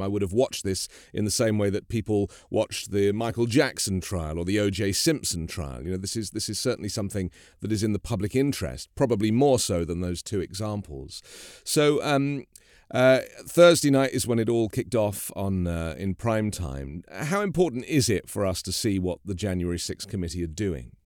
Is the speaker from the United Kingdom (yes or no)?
yes; United Kingdom; now in United States; a British person living in America